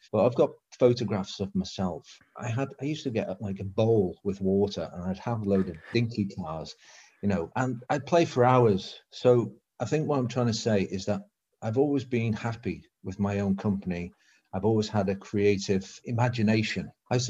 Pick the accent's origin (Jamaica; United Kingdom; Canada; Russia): United Kingdom; England; accent: northern; You can just be yourself. You've got a northern accent.